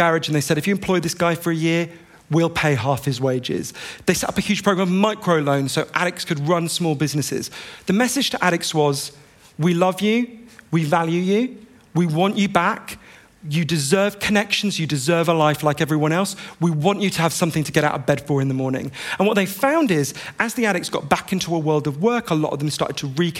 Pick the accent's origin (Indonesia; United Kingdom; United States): United Kingdom; I'm British